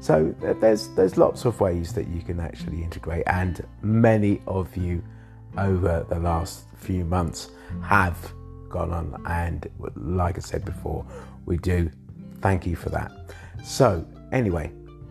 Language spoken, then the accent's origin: English; England, United Kingdom; now in Thailand; I was born in England